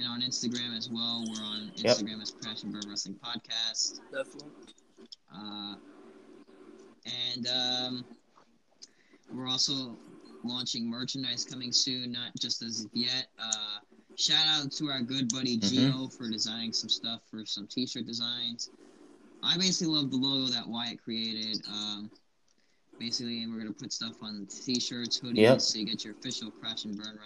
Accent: Long Island, New York, United States; my hometown of New York City, well, Long Island

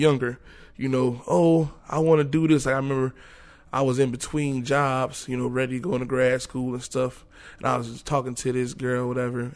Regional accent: New York, United States; moved away as an adult; also born or lived in Florida; I'm coming from New York

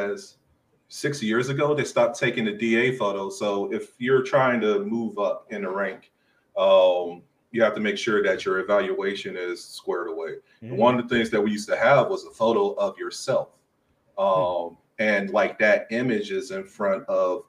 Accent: Texas, United States; I'm from Texas

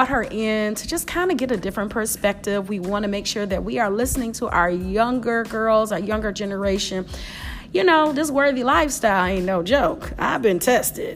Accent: Detroit, Michigan, United States; I am in Detroit, my hometown.

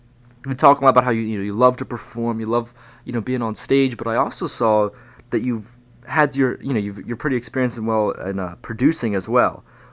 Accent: New Jersey, United States; also born or lived in Pennsylvania; I was born in Pennsylvania, like the first 4 or 5 years of my life spent there, and then I moved to New Jersey

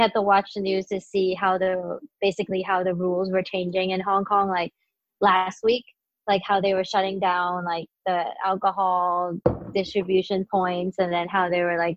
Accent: St. Louis, Missouri, United States; I grew up in St. Louis and I went to high school there

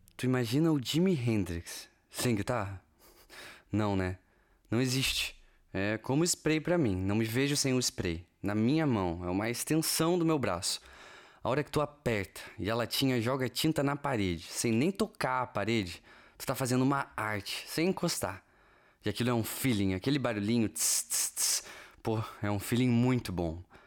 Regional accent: Brazil; moved away as an adult; also born or lived in California; now in Portugal

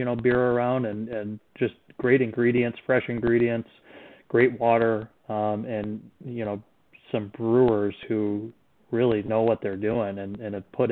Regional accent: Grand Rapids, Michigan, United States; also born or lived in Milwaukee, Wisconsin; I was away from Grand Rapids, away from Michigan for a while

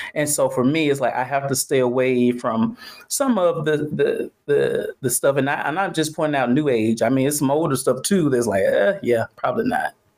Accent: Atlanta, Georgia, United States; I'm from Atlanta

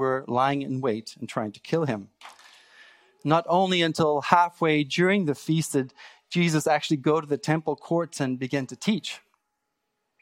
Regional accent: South Africa; moved away as an adult; now in Canada; I grew up in South Africa

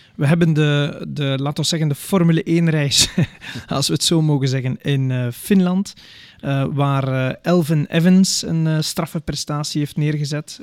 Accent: Belgium; als Belgen

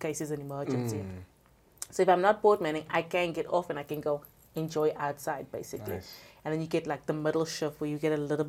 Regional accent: South Africa; I'm a South African colored.

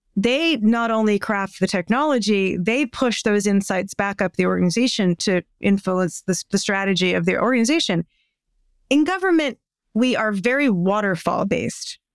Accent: United States

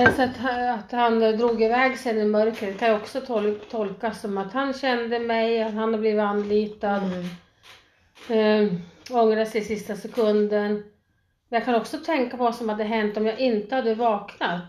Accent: Sweden; moved away as an adult; also born or lived in Thailand; jag var svensk

